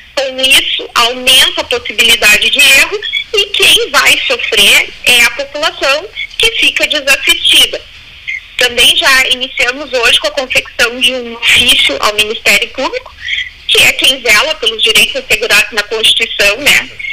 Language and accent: Portuguese; Porto Alegre, Rio Grande do Sul, Brazil; Eu nasci em Porto Alegre, eu sou natural de Porto Alegre